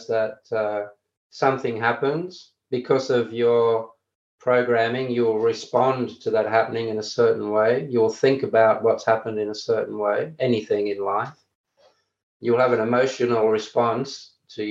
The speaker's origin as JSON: {"language": "English", "country": "Australia", "said": "I'm Australian"}